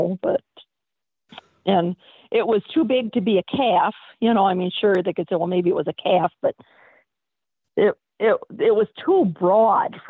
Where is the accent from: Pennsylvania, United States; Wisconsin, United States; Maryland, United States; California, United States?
Wisconsin, United States; I'm from Wisconsin and we're America's Dairyland